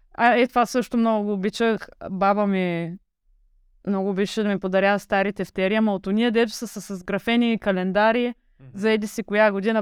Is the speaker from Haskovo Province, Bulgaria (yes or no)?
no; Varna, Varna Province, Bulgaria; от Варна съм